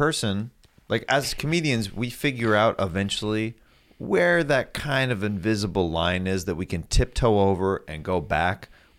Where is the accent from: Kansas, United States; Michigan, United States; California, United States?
Kansas, United States